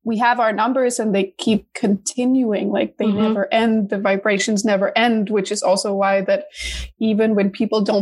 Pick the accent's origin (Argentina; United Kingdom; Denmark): Denmark; also born or lived in New York, United States; now in Los Angeles, United States; I'm originally from Denmark, but now I live in LA after a couple of years in New York